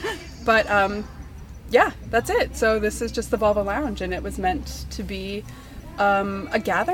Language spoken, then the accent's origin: English; Ohio, United States; now in Greensburg, United States; I grew up in Ohio, and I live now in Greensburg, Pennsylvania, just outside of Pittsburgh.